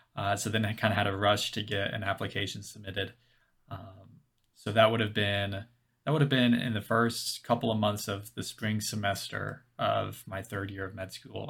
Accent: Louisville, Kentucky, United States; moved away as an adult; now in Bethesda, United States; I'm from Louisville, Kentucky, uh, but currently over at, uh, in Bethesda, Maryland

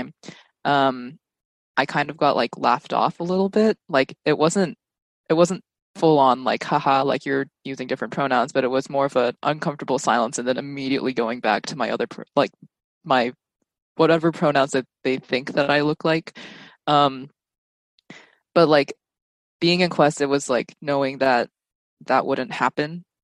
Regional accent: Texas, United States; moved away as an adult; now in California, United States; I'm from a suburb in Texas

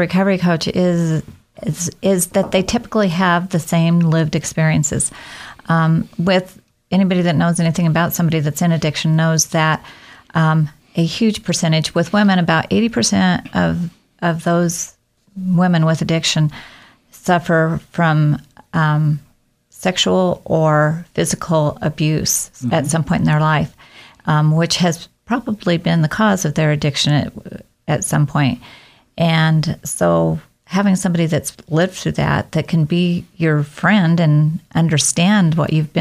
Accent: Oregon, United States; moved away as an adult; also born or lived in Washington / Seattle area; now in Idaho, United States; I actually was born in Oregon, pretty much born and raised in the state of Oregon

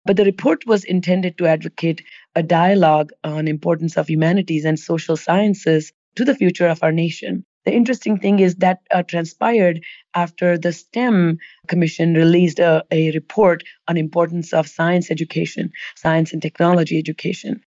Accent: India; moved away as an adult; I grew up in India

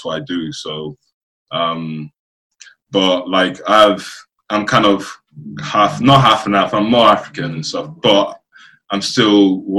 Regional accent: Dublin, Leinster, Ireland; born there; also born or lived in Nigeria / United Kingdom; But I was born in Dublin, Ireland. Then I went to Nigeria. Then I came to the UK.

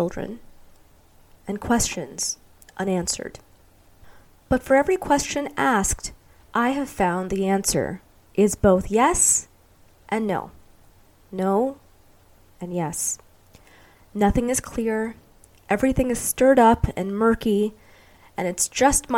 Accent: New York City, New York, United States; moved away as an adult; now in Arizona, United States; I was growing up in New York City

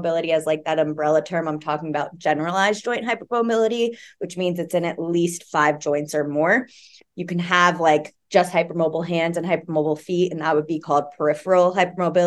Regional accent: Florida, United States; also born or lived in Oregon; now in Colorado Springs, United States; I'm originally from Florida

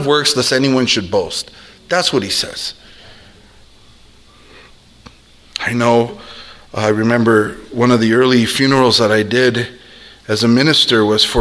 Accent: South El Monte, California, United States; I grew up in South El Monte

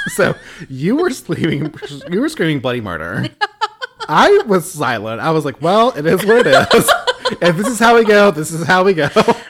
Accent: the South, United States; I'm from the South. Southern born, Southern bred.

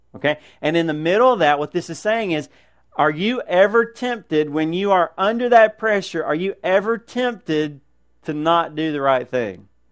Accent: United States; as Americans

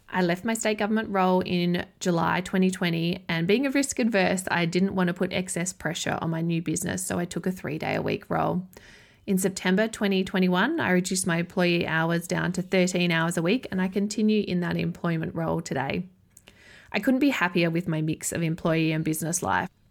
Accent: Adelaide, South Australia, Australia; moved away as an adult; also born or lived in Yorke Peninsula; my hometown of Adelaide, South Australia

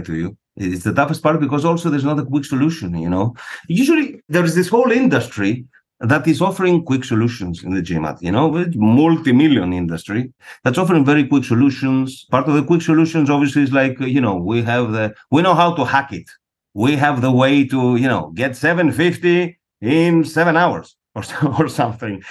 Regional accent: Greece; moved away as an adult; also born or lived in Buenos Aires, Argentina; I was born and raised in Greece.

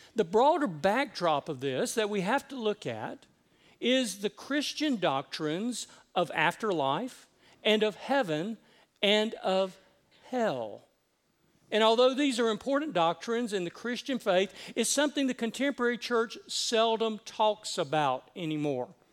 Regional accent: Decatur, Georgia, United States; also born or lived in Cherokee County, Georgia; I grew up at Columbia Drive Methodist in Decatur, where I was confirmed

